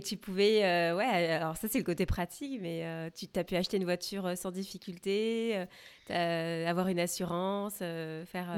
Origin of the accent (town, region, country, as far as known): France; also born or lived in West Coast, United States; now in United States